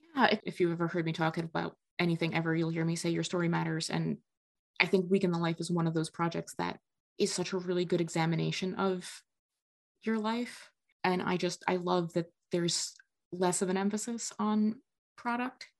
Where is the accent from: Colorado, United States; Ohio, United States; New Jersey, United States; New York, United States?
New Jersey, United States; now in Midwest, United States; I grew up in North Jersey